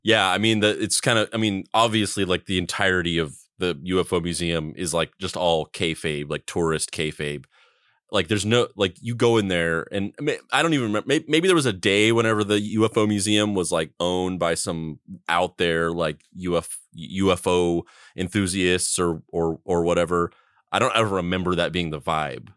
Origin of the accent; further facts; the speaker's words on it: Roswell, New Mexico, United States; growing up or living in Roswell, New Mexico